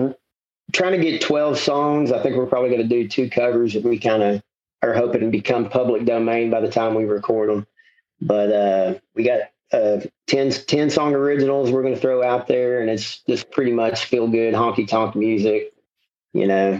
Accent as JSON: {"language": "English", "town": "Dallas", "region": "Texas", "country": "United States", "tie": "born or raised there", "also_born_or_lived": "Fort Worth", "said": "I'm kind of a mutt of Dallas and Fort Worth. You know, my dad is a native of Mansfield, and then my mom's a native of Irving, which are Dallas and Tarrant County. And I bounced between the two growing up"}